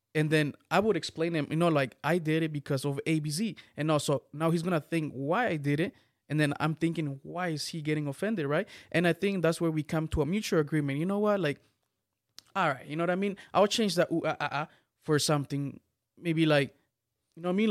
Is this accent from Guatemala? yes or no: yes; Guatemala; I'm from Guatemala.